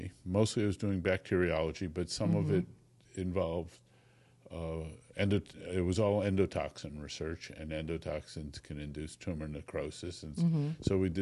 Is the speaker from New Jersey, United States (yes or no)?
no; Connecticut, United States; also born or lived in Sweden / Bethesda; now in California, United States; I was raised in Connecticut